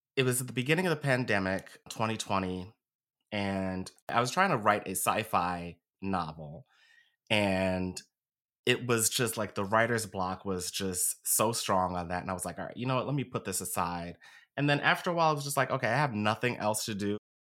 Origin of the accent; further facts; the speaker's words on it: Philadelphia, Pennsylvania, United States; I was born and raised here in Philly. Been here my whole life.